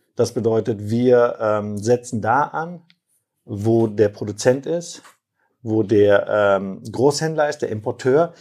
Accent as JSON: {"language": "German", "town": "Herford", "region": "North Rhine-Westphalia", "country": "Germany", "tie": "born or raised there", "also_born_or_lived": "Turkey", "said": "Aufgewachsen bin ich in Herford"}